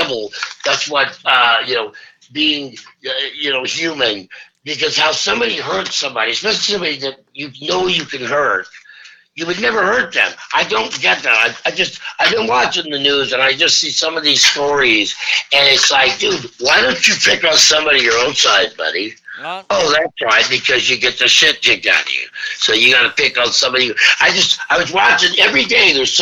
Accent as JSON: {"language": "English", "region": "Nebraska", "country": "United States", "said": "I'm from Nebraska."}